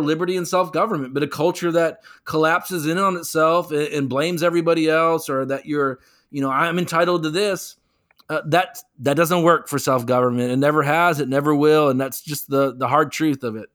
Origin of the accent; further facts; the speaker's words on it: North Carolina, United States; as people of North Carolina